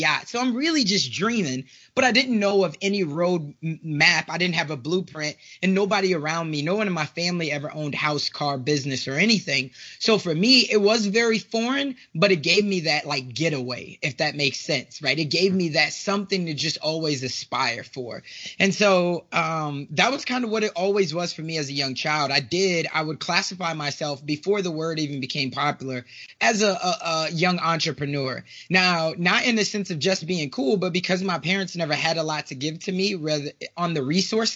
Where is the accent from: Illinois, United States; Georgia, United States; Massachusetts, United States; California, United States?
Illinois, United States; Chicago; moved away; I am originally from South Side of Chicago